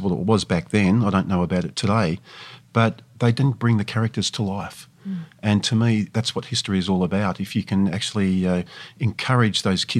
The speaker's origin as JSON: {"language": "English", "town": "Geelong", "region": "Victoria", "country": "Australia", "tie": "born or raised there", "said": "Well, I grew up in Geelong, as you said, and I was raised there"}